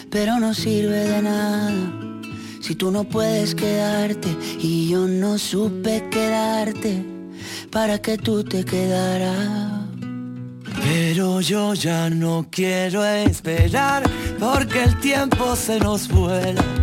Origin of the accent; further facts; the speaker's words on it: Granada, Andalusia, Spain; soy de Granada.